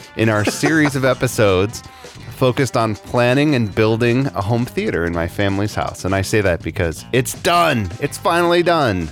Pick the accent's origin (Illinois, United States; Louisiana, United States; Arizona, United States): Illinois, United States; Chicago; I grew up in Chicago during the Bulls championship era